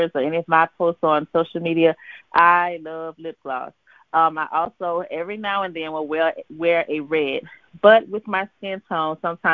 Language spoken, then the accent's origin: English; Louisiana, United States; moved away; also born or lived in the West; being from Louisiana myself and now living out west